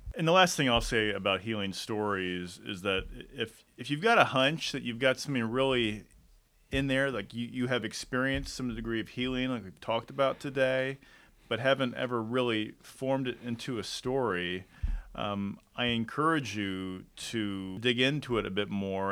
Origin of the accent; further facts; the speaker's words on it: Detroit, Michigan, United States; moved away; I was born in Detroit